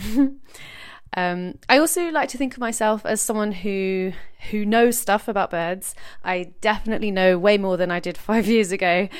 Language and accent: English; London, United Kingdom; moved away as an adult; now in Brighton, United Kingdom; I grew up in Peckham, southeast London, and now live by the sea in lovely Brighton.